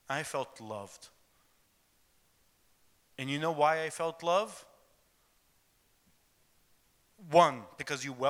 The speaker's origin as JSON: {"language": "English", "town": "Jerusalem", "region": "Jerusalem District", "country": "Israel", "tie": "born or raised there", "said": "I was born in Jerusalem, Israel, and my father and his parents were also, they were born in Jerusalem, Israel. So I had the privilege of being raised in Jerusalem"}